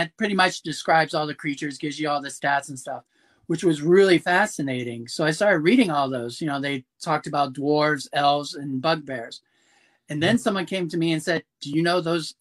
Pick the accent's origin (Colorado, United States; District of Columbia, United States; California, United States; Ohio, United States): Ohio, United States; Madison; moved away as an adult; also born or lived in Germany; now in Orlando, United States; I grew up in Madison, Ohio, a small town